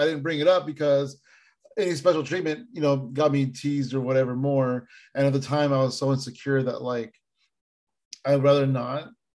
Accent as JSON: {"language": "English", "town": "San Jose", "region": "California", "country": "United States", "tie": "born or raised there", "said": "growing up in San Jose"}